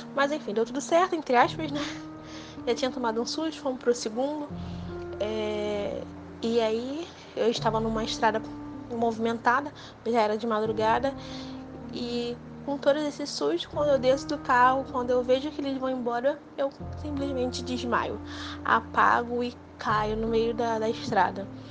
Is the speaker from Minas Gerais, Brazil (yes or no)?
no; Rio de Janeiro, Brazil; eu sou do Rio de Janeiro